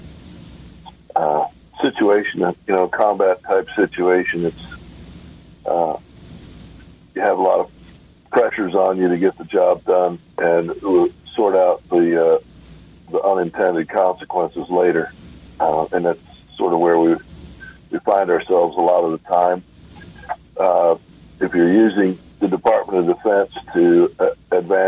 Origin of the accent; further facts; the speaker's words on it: New York, United States; growing up in New York during the late 60s, early 70s